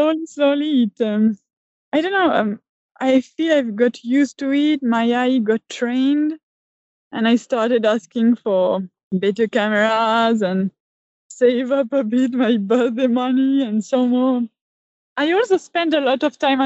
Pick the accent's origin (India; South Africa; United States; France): France; I'm a photographer from France, and I still live here in the French countryside near Switzerland.